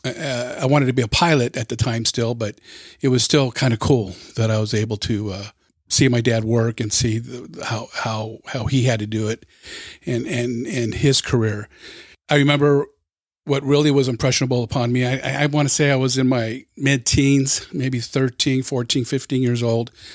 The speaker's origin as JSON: {"language": "English", "area": "Los Angeles County", "region": "Southern California", "country": "United States", "tie": "born or raised there", "said": "I was born and raised in Southern California, in L A County"}